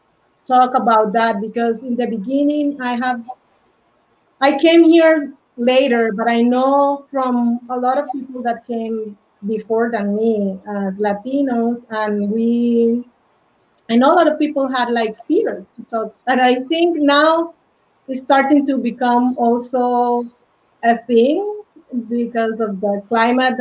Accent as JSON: {"language": "English", "town": "Santa Marta", "region": "Magdalena", "country": "Colombia", "tie": "born or raised there", "first_language": "Spanish", "second_language": "English", "moved": "as an adult", "lives_now": "United States", "said": "my hometown in Santa Marta, Colombia"}